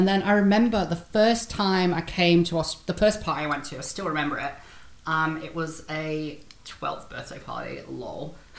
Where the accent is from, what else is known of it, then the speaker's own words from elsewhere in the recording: United Kingdom; now in Australia; as a British person.